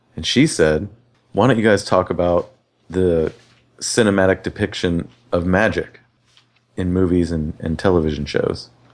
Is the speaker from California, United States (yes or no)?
yes; Riverside, California, United States; I grew up in Riverside, California